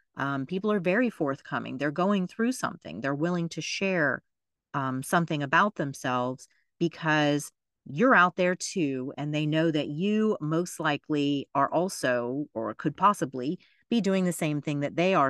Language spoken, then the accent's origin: English; Florida, United States; my home state of Florida